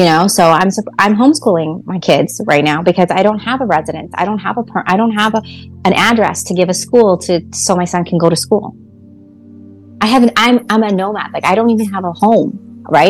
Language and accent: English; Canada; moved away; also born or lived in Atlantic City; I'm a Canadian